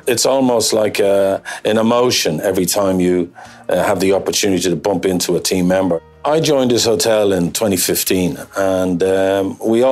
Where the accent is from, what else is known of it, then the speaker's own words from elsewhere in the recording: Ireland; moved away as an adult; also born or lived in Geneva, Switzerland; now in St Andrews, United Kingdom; I'm from Ireland originally, and I did my apprenticeship in Dublin